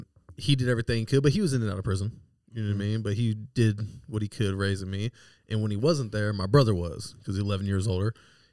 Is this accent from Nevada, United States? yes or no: no; El Cajon, California, United States; But I grew up on El Cajon Boulevard in El Cajon. Man, born and raised San Diego, right there in Grossmont Hospital.